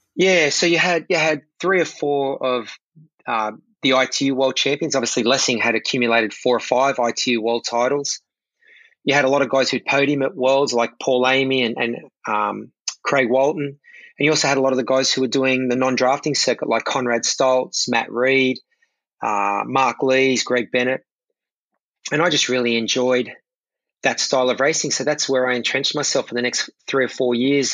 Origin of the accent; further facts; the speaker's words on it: Sydney, New South Wales, Australia; watching the Sydney Olympics in my hometown